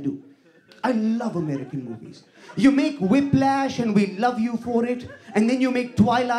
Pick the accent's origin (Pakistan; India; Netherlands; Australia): India; No, as an Indian, so I'm academic about shit, right?